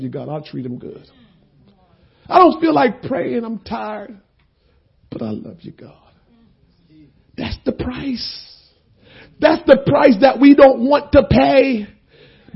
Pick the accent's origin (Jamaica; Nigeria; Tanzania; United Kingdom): Jamaica; moved away; also born or lived in Princeton, New Jersey / Trenton, New Jersey; I'm Jamaican